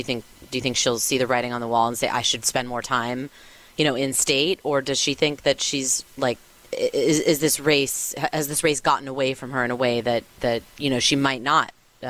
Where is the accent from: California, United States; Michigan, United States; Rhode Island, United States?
California, United States; I'm from California.